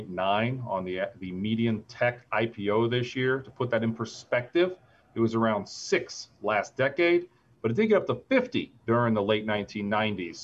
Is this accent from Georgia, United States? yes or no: no; Springfield, Ohio, United States; growing up in Springfield, Ohio, 45 minutes away from Columbus